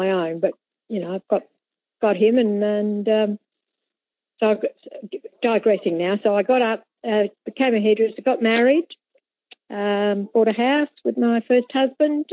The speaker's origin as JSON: {"language": "English", "town": "Adelaide", "region": "South Australia", "country": "Australia", "tie": "born or raised there", "also_born_or_lived": "Lincoln", "moved": "yes", "said": "I grew up in Adelaide."}